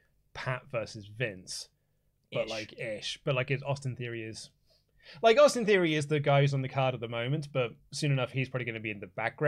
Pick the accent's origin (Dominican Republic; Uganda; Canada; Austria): Canada; because I'm Canadian, therefore I like Bret Hart.